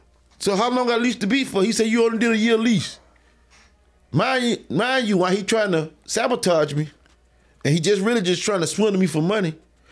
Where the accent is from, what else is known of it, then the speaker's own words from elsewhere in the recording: Bainbridge, Georgia, United States; I'm from Bainbridge.